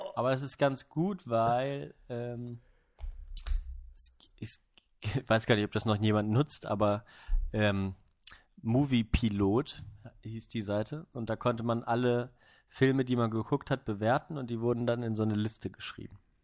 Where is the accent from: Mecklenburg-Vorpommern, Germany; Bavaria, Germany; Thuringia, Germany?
Mecklenburg-Vorpommern, Germany; Neubrandenburg; born or raised there; now in Freiburg, Germany